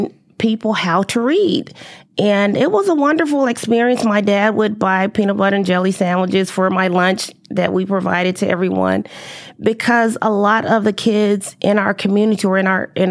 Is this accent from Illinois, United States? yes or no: yes; Chicago, Illinois, United States; moved away as an adult; also born or lived in Alabama; now in Texas, United States; I was born and raised in Chicago